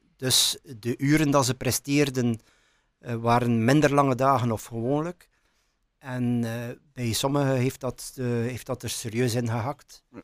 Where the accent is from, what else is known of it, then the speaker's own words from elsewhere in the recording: Menen, Flanders, Belgium; ik kom uit Menen. Ik ben geboren in Menen. Ik heb altijd in Menen gewoond.